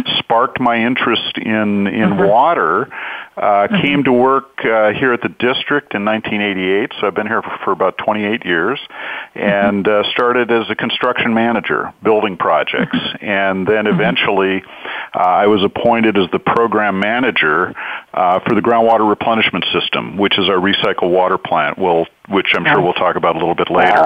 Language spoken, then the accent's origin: English; Whittier, California, United States; also born or lived in Hollywood, California; now in Orange County, United States; I actually was born in Hollywood, California, so I'm a native Californian. Grew up in the city of Whittier, moved to Orange County when I was about 12 years old, and have lived here in Orange County pretty much ever since then.